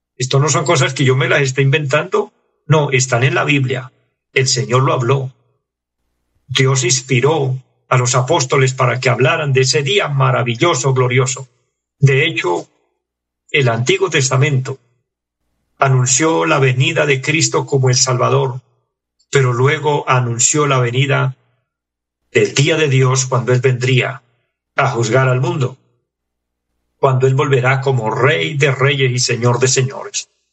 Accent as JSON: {"language": "Spanish", "country": "Colombia"}